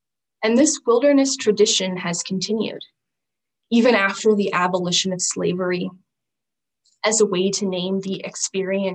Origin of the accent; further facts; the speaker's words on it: Southern Arizona, United States; growing up in Southern Arizona in the Sonoran Desert